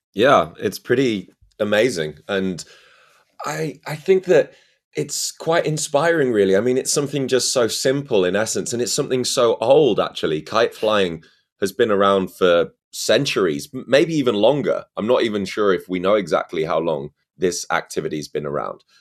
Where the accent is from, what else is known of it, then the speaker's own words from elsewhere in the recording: Scarborough, Yorkshire and the Humber, United Kingdom; Scarborough, my hometown